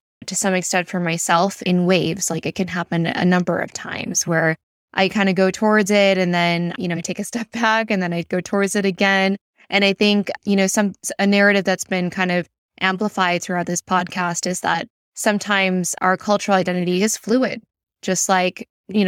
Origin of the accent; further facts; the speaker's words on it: Midwest, United States; We both grew up in the Midwest